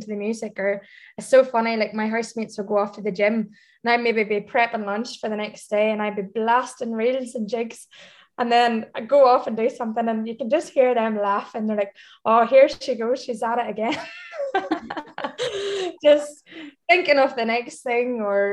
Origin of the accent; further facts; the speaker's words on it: Ireland; moved away as an adult; now in Dubai, United Arab Emirates; being an Irish expat coming out to Dubai